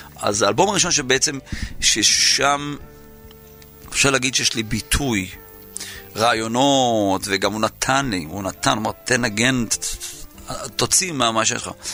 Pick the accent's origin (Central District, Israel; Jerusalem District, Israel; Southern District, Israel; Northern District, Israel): Southern District, Israel; Yeruham; נולדתי בירוחם